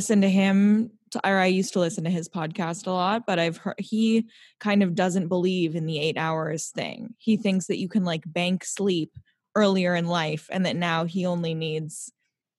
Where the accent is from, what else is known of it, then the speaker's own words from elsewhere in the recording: Santa Monica, California, United States; I grew up in Santa Monica as well